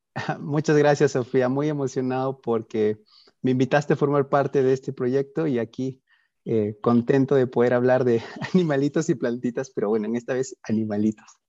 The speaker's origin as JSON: {"language": "Spanish", "country": "Peru", "said": "soy peruano"}